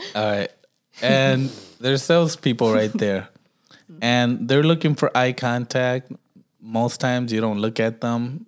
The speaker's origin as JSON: {"language": "English", "town": "Los Angeles", "region": "California", "country": "United States", "moved": "yes", "said": "I'm from Watts, bro."}